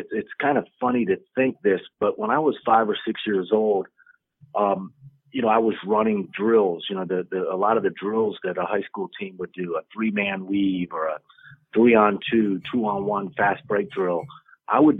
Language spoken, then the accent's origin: English; Miami, Florida, United States; growing up in Miami in junior high school